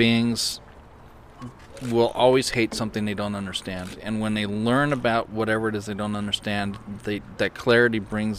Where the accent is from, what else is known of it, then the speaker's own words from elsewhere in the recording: Ireland; You know, and well, I'm Irish.